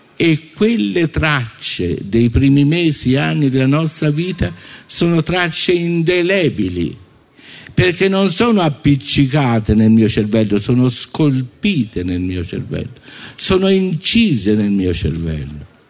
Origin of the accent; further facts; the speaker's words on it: Italy; io non fossi cresciuto in Italia